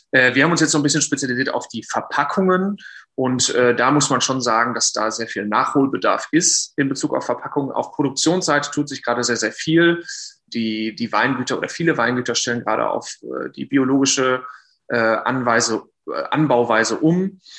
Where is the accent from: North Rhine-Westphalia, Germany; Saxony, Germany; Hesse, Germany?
North Rhine-Westphalia, Germany; komme gebürtig oder bin aufgewachsen im Sauerland, und habe 2018 äh, Diendra und Markella kennengelernt während des äh, Studiums in Geisenheim.